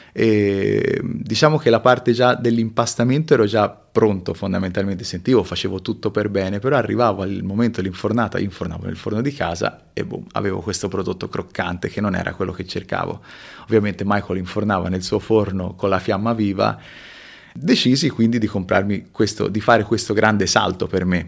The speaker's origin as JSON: {"language": "Italian", "region": "Tuscany", "country": "Italy", "tie": "born or raised there", "also_born_or_lived": "Peru / Marche", "moved": "as an adult"}